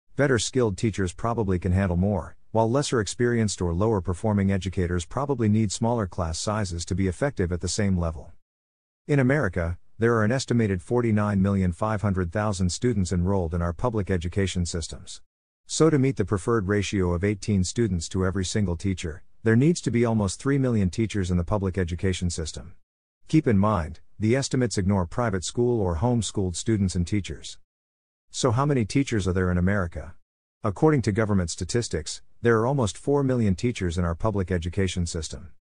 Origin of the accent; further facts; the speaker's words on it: New Jersey, United States; my home state